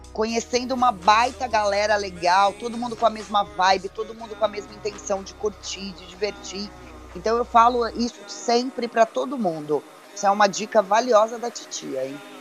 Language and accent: Portuguese; Belo Horizonte, Minas Gerais, Brazil; eu sou mineira também, viu, gente? Eu sou nascida em Belo Horizonte